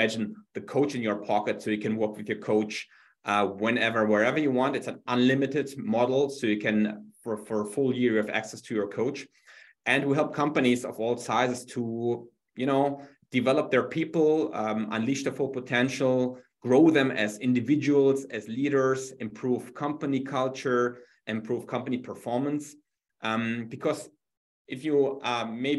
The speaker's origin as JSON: {"language": "English", "country": "Germany", "second_language": "English", "moved": "as an adult", "lives_now": "New York City, United States", "said": "originally from Germany, as you can hear from my fantastic accent, I live in New York now for a while."}